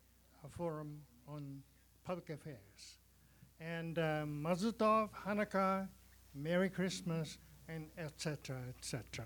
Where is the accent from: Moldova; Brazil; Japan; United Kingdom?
Japan; accent: Japanese; English is a second language; now in Canada; Sorry about my Japanese accent.